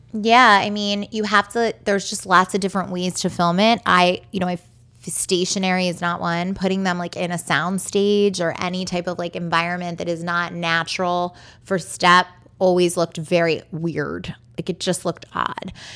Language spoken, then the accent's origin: English; Baltimore, Maryland, United States; I'm born and raised in Baltimore.